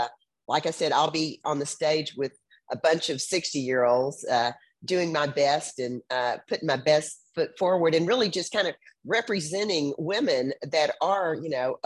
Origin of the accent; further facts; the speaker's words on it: Houston, Texas, United States; I was born and raised in Houston, Texas. And I've lived here all my life